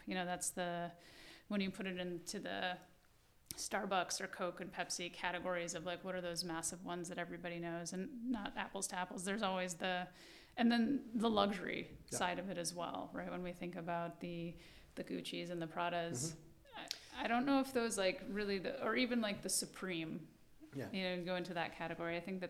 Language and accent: English; New York City, New York, United States; I think, yes, that's, and I'm a New Yorker, so I will say, yeah, absolutely.